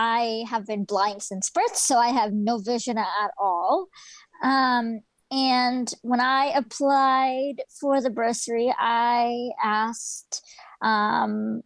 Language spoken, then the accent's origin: English; Aldergrove, British Columbia, Canada; I also come from a small town. I'm from Aldergrove, and it's very rural. Not a lot of services out here